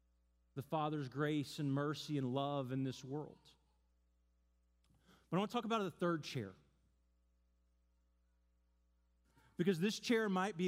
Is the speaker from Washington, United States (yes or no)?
yes; Seattle, Washington, United States; So we just moved to town. We're from Seattle. We don't really know anyone.